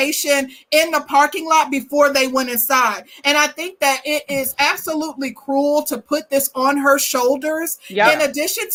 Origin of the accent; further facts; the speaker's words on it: Midwest, United States; I'm from the Midwest